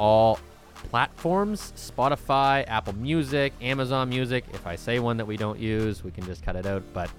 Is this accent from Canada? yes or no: yes; Halifax, Nova Scotia, Canada; I am originally from Halifax.